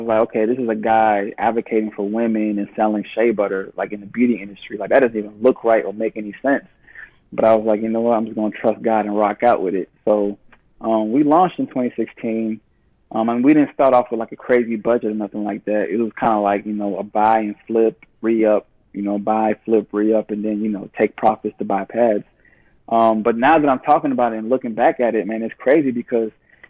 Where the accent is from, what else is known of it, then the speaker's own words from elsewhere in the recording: Nigeria; Being Nigerian, you know, like, we automatically have, like, thick, coarse hair.